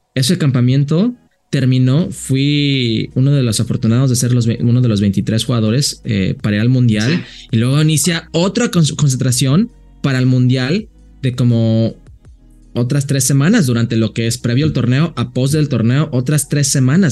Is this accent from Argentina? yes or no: no; Las Vegas, Nevada, United States; moved away; also born or lived in Jalisco; mi ciudad natal, que es Las Vegas